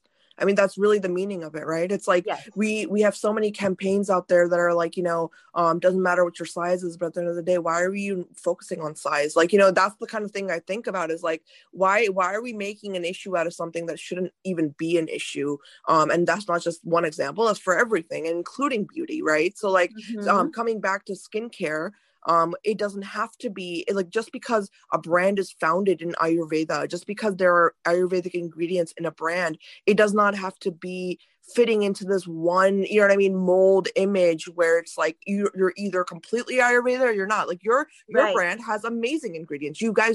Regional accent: United States; both of my parents are Indian, right? But it's like, I was raised in America.

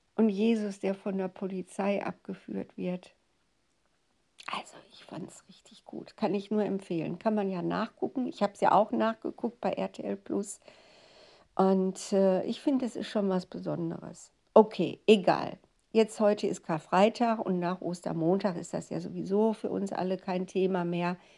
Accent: Ruhr area, North Rhine-Westphalia, Germany; Und es war wirklich meine Heimat

